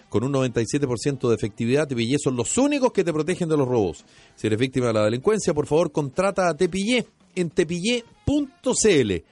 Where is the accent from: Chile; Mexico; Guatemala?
Chile